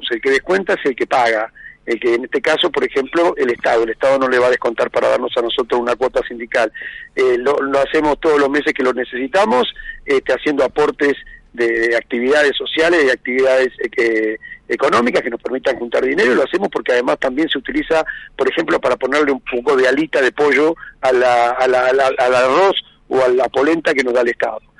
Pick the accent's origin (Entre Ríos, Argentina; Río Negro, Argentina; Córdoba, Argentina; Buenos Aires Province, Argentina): Buenos Aires Province, Argentina; Burzaco; Yo de donde soy, de Bursaco. De Hace 50 años que vivo ahí.